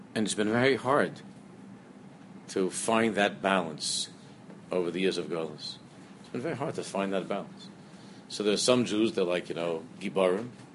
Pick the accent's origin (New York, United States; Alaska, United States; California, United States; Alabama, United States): New York, United States; New York City; the shtibel that I grew up in in Queens